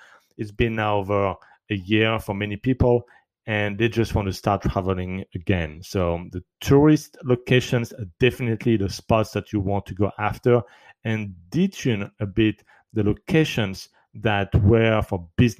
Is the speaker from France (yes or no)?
yes; France; moved away; even in my home country, in France